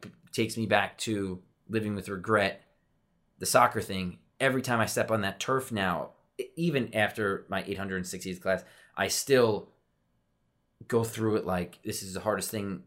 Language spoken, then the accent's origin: English; Westchester, New York, United States; growing up in Westchester, I played for F C Westchester